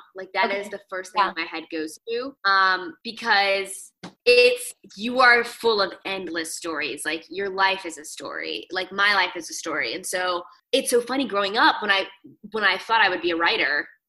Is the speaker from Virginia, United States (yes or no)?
yes; Virginia Beach, Virginia, United States; because I'm from Virginia Beach. Even though we lived in the suburbs, like the beach was 15 minutes away.